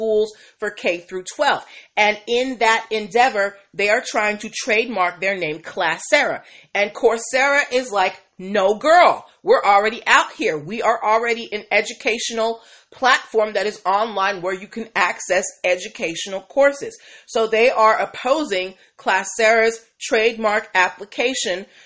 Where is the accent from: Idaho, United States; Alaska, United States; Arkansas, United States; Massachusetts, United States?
Massachusetts, United States; Boston; Boston, Massachusetts. I'm from Beantown